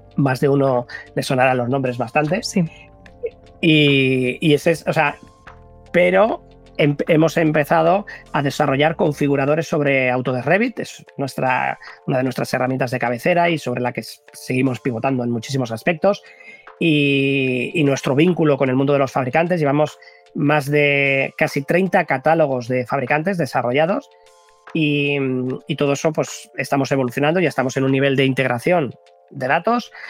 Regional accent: Basque Country, Spain; somos vascos

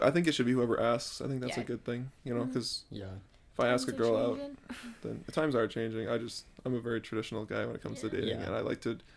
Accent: Edmonton, Alberta, Canada; now in Phoenix, United States; I was born in Phoenix, and then I spent 10 years up in Edmonton, Alberta, up in Canada

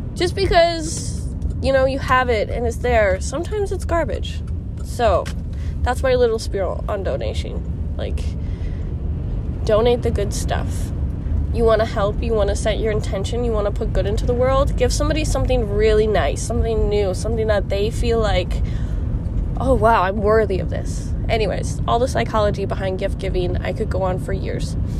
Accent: Midwest, United States; we're from the Midwest

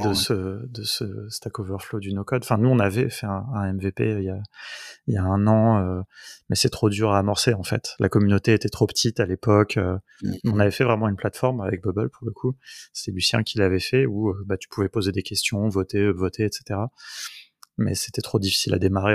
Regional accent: France; on est français

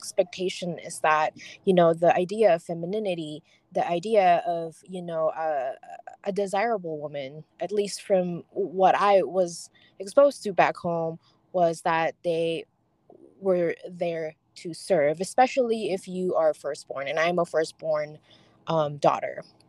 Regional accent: Philippines; now in United States; I grew up in the Philippines and they raise girls a lot differently back home. Mm-hmm. It was only until I moved to the US

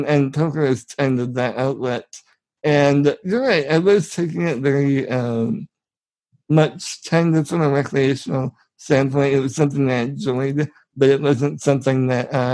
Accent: 200 miles south of Chicago, Illinois, United States; I'm from 200 miles straight south of Chicago

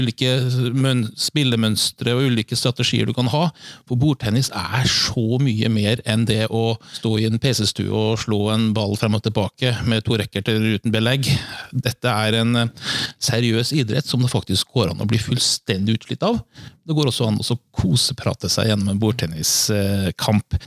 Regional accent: Trøndelag, Norway; now in Fredrikstad, Norway; jeg er jo fra Trøndelag

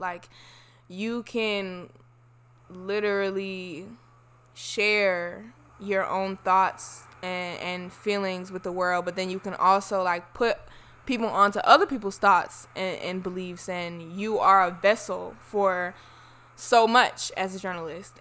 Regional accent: Florida, United States; I'm from Florida, so a lot of people that I know come from black Southern families

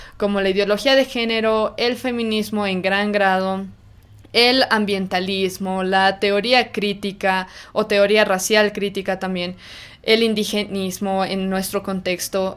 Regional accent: Bolivia; en nuestro caso en Bolivia

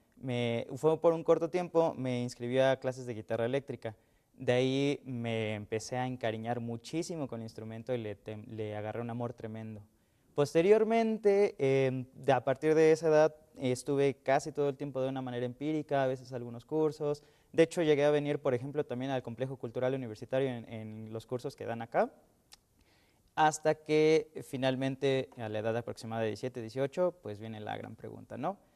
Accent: Mexico; soy mexicano

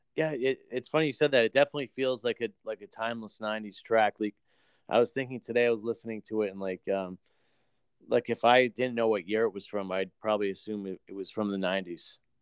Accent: New Hampshire, United States; I'm I'm from New Hampshire

